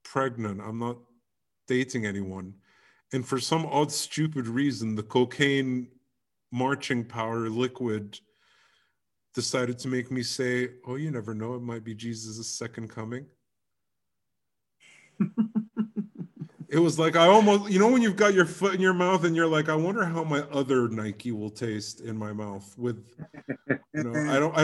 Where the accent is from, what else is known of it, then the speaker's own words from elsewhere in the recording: Egypt; moved away; I did a one-night gig here in my hometown in 2004